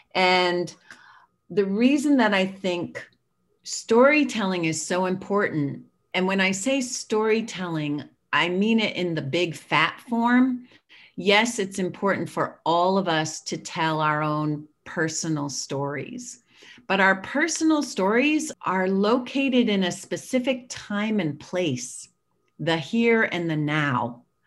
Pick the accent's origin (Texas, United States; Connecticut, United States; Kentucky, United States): Connecticut, United States; we were one of a handful of Black and multiracial families in my town in Connecticut.